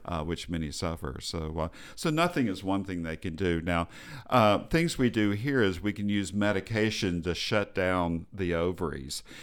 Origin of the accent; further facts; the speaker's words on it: Texas, United States; I'm from Texas